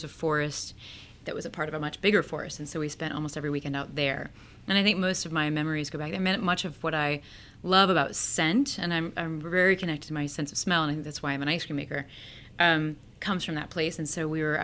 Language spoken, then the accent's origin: English; Peoria, Illinois, United States; now in Ohio, United States; I grew up in Peoria, Illinois, which is right in the middle of Illinois